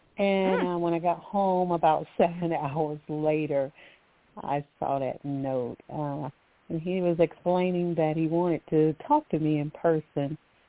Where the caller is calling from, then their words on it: Alabama, United States; Thank you for taking my call. I'm calling from Alabama.